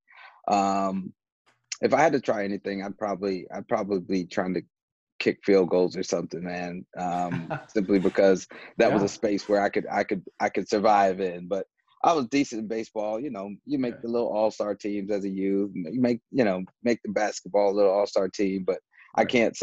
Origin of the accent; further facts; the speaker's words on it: Huntsville, Alabama, United States; I grew up in Huntsville, Alabama